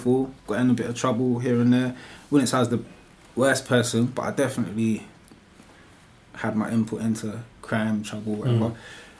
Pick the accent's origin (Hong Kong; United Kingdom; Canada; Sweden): United Kingdom; London; I was raised in Northwest London from a kid, so like Wembley, Harsden area.